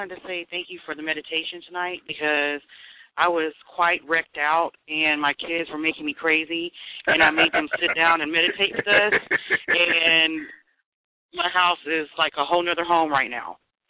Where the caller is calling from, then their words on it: Tallahassee, Florida, United States; I'm calling from Tallahassee.